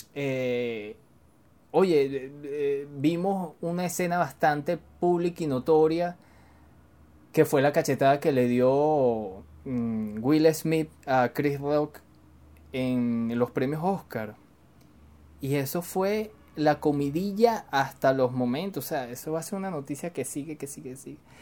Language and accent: Spanish; Venezuela